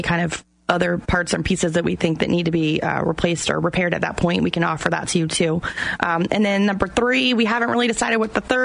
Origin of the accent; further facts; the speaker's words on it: Apopka, Florida, United States; moved away; I grew up in Apopka